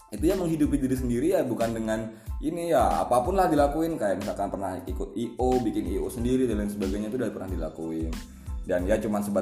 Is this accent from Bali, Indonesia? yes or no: no; Jambi, Indonesia; Terus asal dari Jambi.